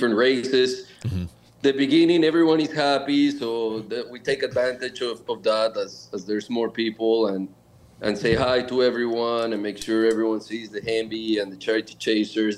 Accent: Bogota, Colombia; now in Charlotte, United States; I'm born and raised in Bogota, Colombia

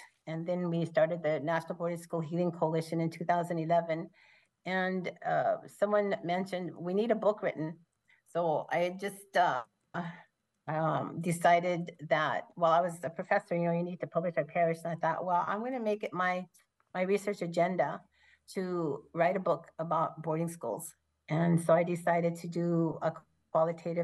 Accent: Portland, Oregon, United States; moved away; I listened to my father talk about boarding school when we lived in Portland

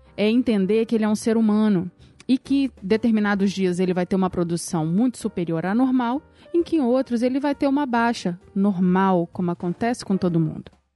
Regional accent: Brazil; eu sou brasileira, casada, advogada

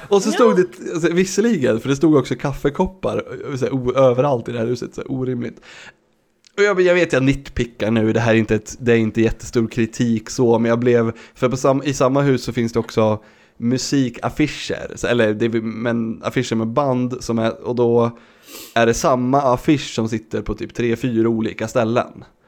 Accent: Sweden; jag som svensk

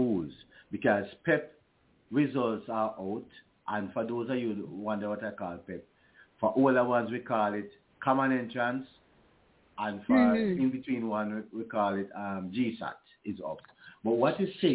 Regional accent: Malvern, Saint Elizabeth, Jamaica; let me go back to my hometown, Malvern. Malvern, that's one of the top educational town in Jamaica

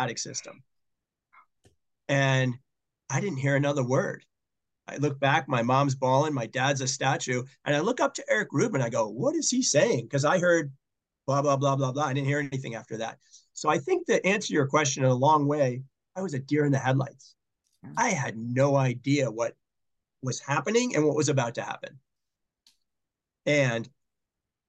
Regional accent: Boston, Massachusetts, United States; moved away as an adult; also born or lived in Dayton, Ohio; Boston, my hometown

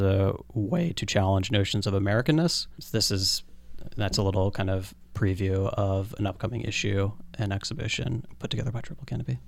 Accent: the Poconos, Northeast Pennsylvania, United States; now in New York, United States; I grew up in Northeast Pennsylvania, in the Poconos

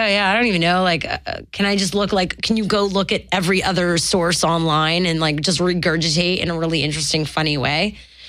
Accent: Montreal, Quebec, Canada; moved away; I'm from Montreal

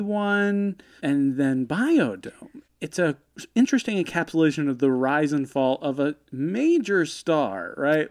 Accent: United States; growing up in America in the nineties

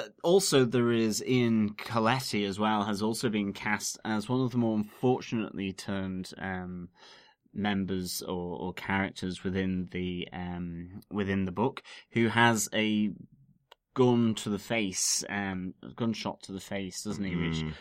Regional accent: Ormskirk, North West England, United Kingdom; where I was born and brought up in Ormskirk.

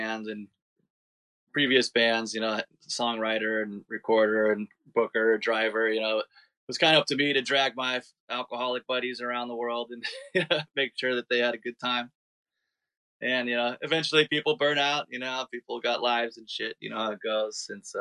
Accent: San Jose, California, United States; also born or lived in San Diego; now in Portland, United States; I'm originally from San Jose, like the San Francisco Bay Area

